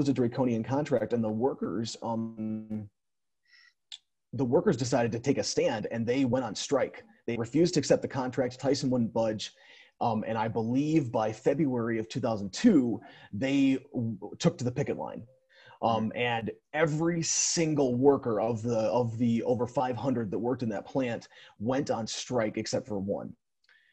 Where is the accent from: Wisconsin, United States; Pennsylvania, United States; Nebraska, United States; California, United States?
Wisconsin, United States; Jefferson; I grew up in Jefferson, Wisconsin, which is almost exactly between Madison and Milwaukee, small town